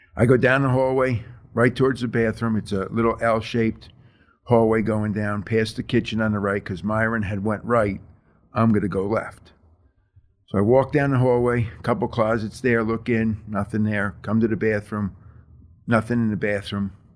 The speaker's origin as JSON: {"language": "English", "region": "New Jersey", "country": "United States", "tie": "born or raised there", "also_born_or_lived": "Texas", "said": "I grew up in Jersey."}